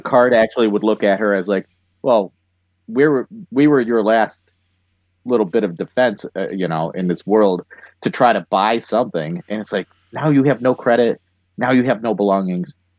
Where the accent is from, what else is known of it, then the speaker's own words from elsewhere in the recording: United States; I am an American